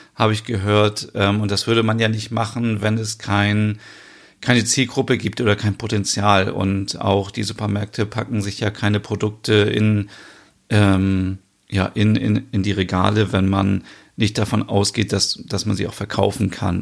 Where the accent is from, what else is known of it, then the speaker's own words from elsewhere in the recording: Germany; also born or lived in northern Germany; bei uns in Deutschland